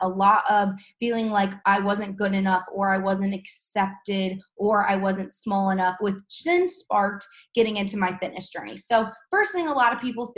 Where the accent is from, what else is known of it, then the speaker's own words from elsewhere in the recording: St. Louis, Missouri, United States; I'm from St. Louis, Missouri. I was born and raised